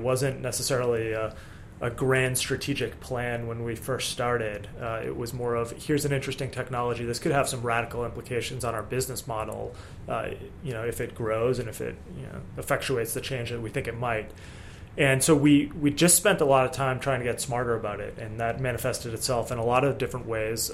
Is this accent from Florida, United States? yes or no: no; Boston, Massachusetts, United States; I grew up around Boston area